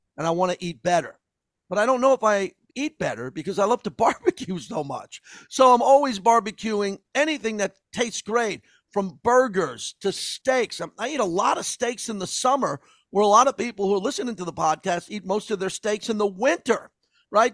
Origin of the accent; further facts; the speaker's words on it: Massapequa, New York, United States; growing up in Massapequa, Long Island.